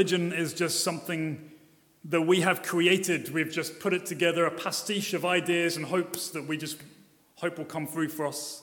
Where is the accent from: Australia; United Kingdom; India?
United Kingdom; Brighton, South East England; I'm from Brighton